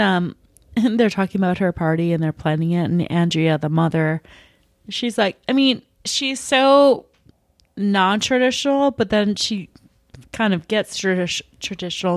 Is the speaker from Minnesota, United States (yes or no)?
yes; Minnesota, United States; I'm from Minnesota